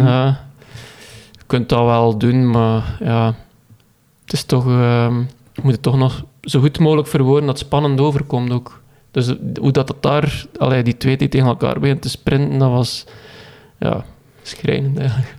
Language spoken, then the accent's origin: Dutch; Koolskamp, Flanders, Belgium; ik ben afkomstig van Koolskamp